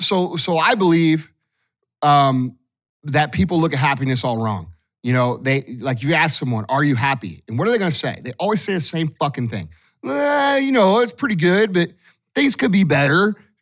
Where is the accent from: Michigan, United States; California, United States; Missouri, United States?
Missouri, United States; St. Louis; I'm from St. Louis, just like all you guys listening probably are.